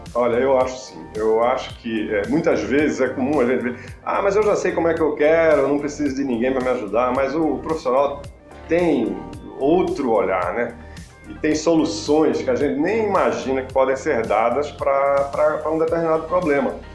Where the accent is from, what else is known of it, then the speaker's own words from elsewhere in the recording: Recife, Pernambuco, Brazil; moved away as an adult; also born or lived in Brasília; now in São Paulo, Brazil; eu sou pernambucano e de Recife